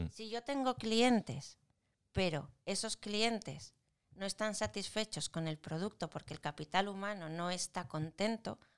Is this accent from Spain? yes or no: yes; Spain; porque somos españoles, somos españoles.